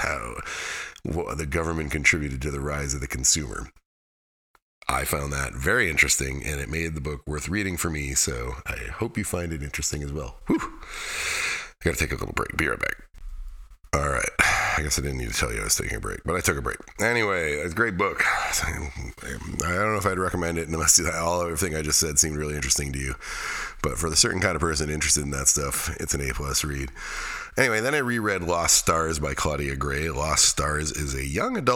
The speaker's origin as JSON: {"language": "English", "region": "Alaska", "country": "United States", "tie": "born or raised there", "said": "The Tanana is a river near where I grew up in Alaska"}